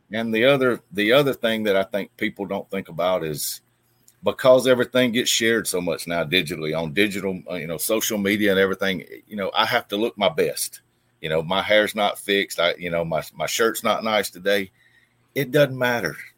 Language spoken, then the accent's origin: English; Opelika, Alabama, United States; I was born and raised here. Um, been here my whole life